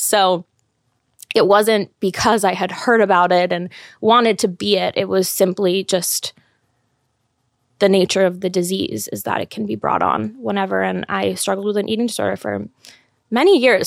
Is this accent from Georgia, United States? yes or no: no; Los Angeles, California, United States; moved away as an adult; I grew up in L A. I lived there my whole life, went to college there.